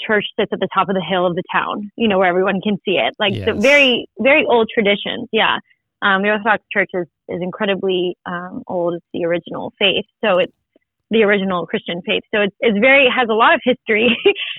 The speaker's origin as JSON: {"language": "English", "town": "Ayia Napa", "region": "Famagusta District", "country": "Cyprus", "tie": "born or raised there", "also_born_or_lived": "Larnaca, Cyprus", "moved": "yes", "lives_now": "Atlanta, United States", "said": "I was born in Larnaca, Cyprus, and I grew up in a little town called Aya Napa"}